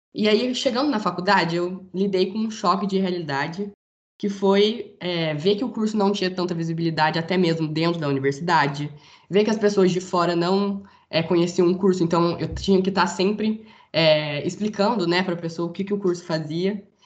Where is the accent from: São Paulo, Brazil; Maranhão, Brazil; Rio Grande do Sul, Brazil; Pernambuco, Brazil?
São Paulo, Brazil; interior of; moved away as an adult; now in Rio de Janeiro, Brazil; Eu sou do interior de São Paulo, mas faço faculdade no Rio de Janeiro